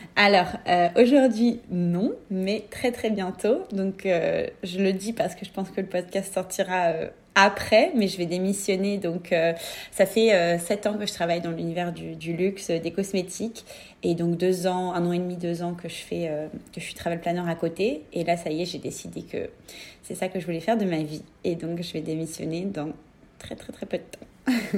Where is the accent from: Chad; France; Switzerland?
France; moved away as an adult; now in New York, United States; en tant que Français